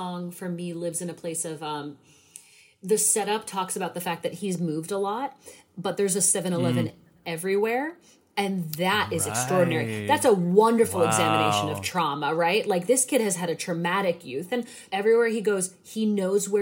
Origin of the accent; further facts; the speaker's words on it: New England, United States; I'm from New England.